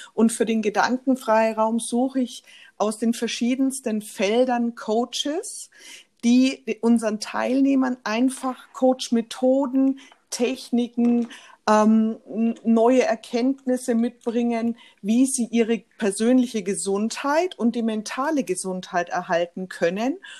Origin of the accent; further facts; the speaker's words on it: Nuremberg, Bavaria, Germany; Ich lebe in der Nähe von Nürnberg mit meiner Familie. Bin, ähm, in Nürnberg auch geboren